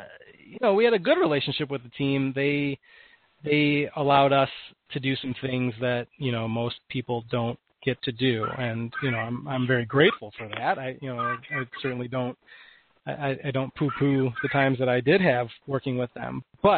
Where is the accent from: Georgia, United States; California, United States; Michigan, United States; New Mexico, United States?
Michigan, United States; Detroit; moved away as an adult; I grew up in Michigan. My parents are both huge hockey fans, and I've been going to games since I was an infant